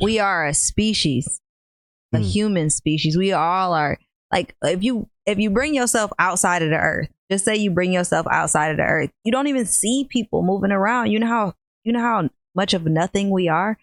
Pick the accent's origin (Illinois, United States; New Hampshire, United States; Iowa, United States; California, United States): Illinois, United States; Rockford; I'm from Rockford, Illinois. Been born here and raised